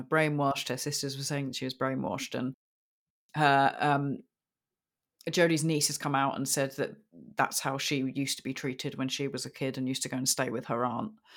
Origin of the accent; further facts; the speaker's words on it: United Kingdom; I'm very British